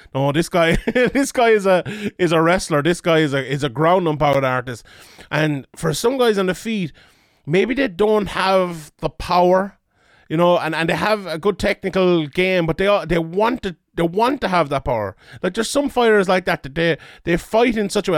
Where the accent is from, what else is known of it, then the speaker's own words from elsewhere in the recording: Ireland; as someone Irish here